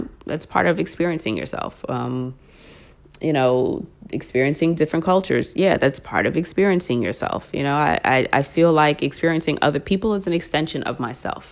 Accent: United States; now in New York, United States; I am American

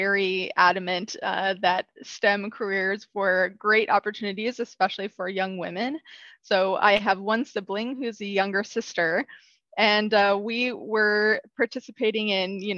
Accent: Southern Illinois, United States; moved away as an adult; also born or lived in Urbana-Champaign, Illinois / Texas / Chicago area, Illinois; I'm originally from a small rural town in Southern Illinois

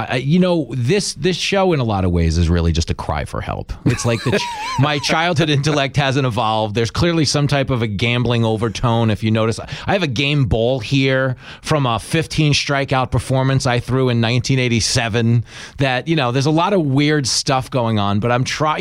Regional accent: Long Island, New York, United States; growing up on Long Island

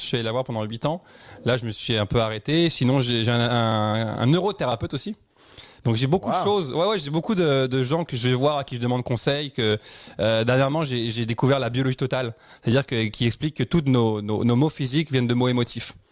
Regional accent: Dijon, Bourgogne-Franche-Comté, France; moved away as an adult; also born or lived in Paris / United States / Cuba; now in Quebec, Canada; je suis né à Paris. Après, j'ai vécu euh, dans une ville qui s'appelle Dijon. Et euh, vers 20 ans, je suis parti à l'étranger.

